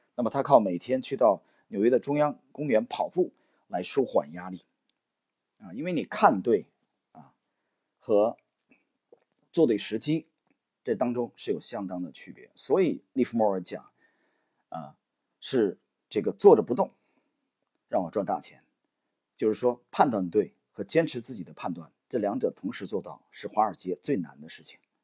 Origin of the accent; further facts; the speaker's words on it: China; 我们中国人为什么非常崇拜三国里的诸葛亮